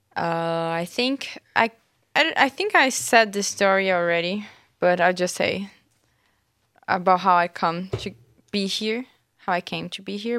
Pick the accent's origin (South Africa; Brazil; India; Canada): Brazil; moved away; I, I'm from Brazil